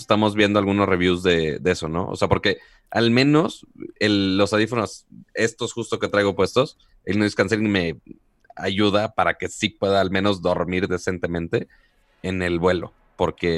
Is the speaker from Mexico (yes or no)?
yes; Monterrey, Nuevo León, Mexico; siendo el regio codo que soy